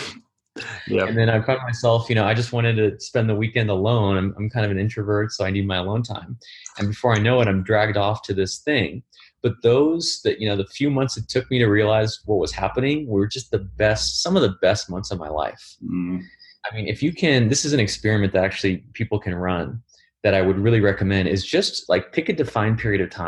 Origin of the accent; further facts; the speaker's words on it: United States; as an American